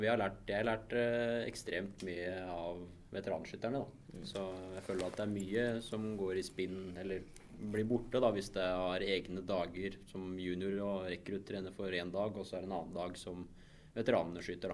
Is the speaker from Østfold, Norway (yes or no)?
yes; Mysen, Østfold, Norway; hjemme på Mysen